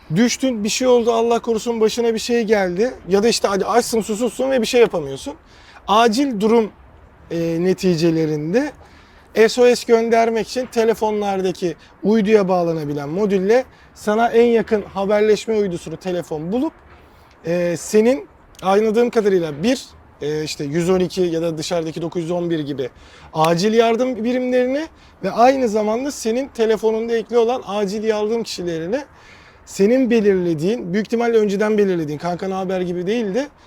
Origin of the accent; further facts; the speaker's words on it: Aydın, Turkey; moved away; ben Aydınlıyım